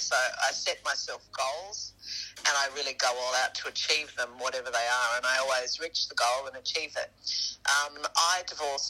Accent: Australia; I'm Australian.

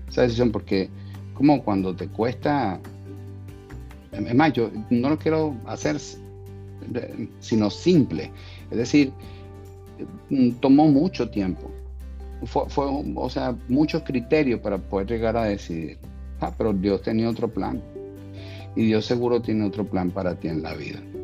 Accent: Venezuela; moved away as an adult; en mi país natal, en Venezuela

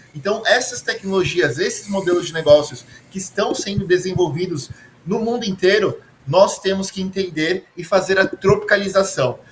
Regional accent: Brazil; Ah, Brasil

